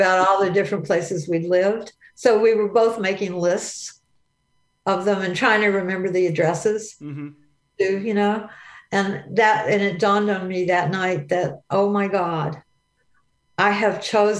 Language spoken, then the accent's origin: English; south of New Orleans, Louisiana, United States; I was born in Louisiana. Mm-hmm. I grew up on a little bitty farm south of New Orleans on the river, and we grew oranges and tomatoes and garlic were our crops